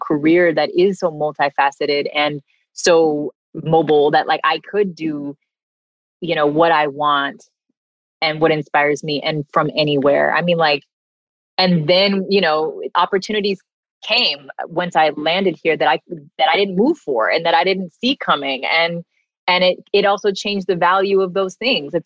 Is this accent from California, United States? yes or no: yes; California, United States; moved away as an adult; also born or lived in New York; I'm from California originally. My family is here